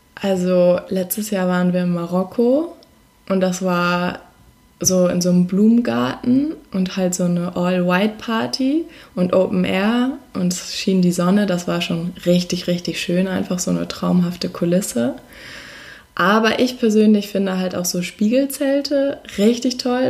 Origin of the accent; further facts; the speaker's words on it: Hamburg, Germany; also born or lived in Berlin; Wir kommen aus Hamburg